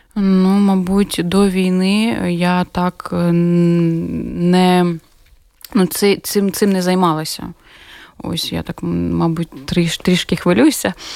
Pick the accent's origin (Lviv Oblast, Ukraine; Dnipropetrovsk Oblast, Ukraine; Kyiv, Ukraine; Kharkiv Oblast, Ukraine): Dnipropetrovsk Oblast, Ukraine; Dnipro; moved away as an adult; now in Riga, Latvia; моє рідне Дніпро